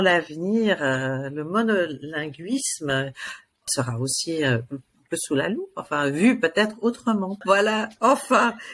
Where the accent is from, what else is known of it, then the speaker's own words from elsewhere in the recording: United States; now in Switzerland; j'ai grandi aux États-Unis